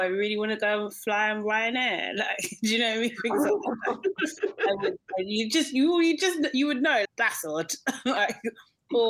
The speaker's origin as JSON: {"language": "English", "region": "London", "country": "United Kingdom", "tie": "born or raised there", "said": "in Brixton, my hometown"}